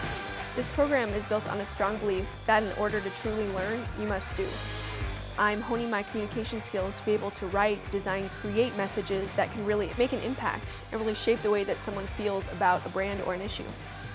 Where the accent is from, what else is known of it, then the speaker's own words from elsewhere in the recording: Urbandale, Iowa, United States; I'm an advertising and public relations major, and I'm from Urbandale, Iowa.